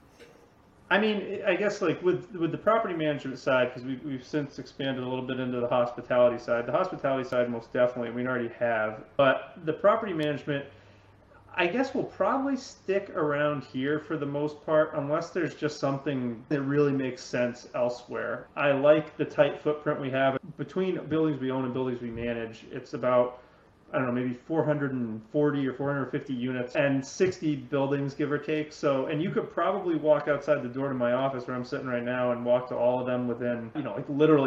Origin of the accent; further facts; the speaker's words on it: Cape Elizabeth, Maine, United States; also born or lived in Boston / Los Angeles; I grew up in Cape Elizabeth here in Southern Maine